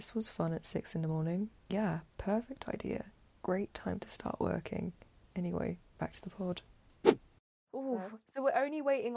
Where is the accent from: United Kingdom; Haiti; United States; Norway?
United Kingdom; I'm just British.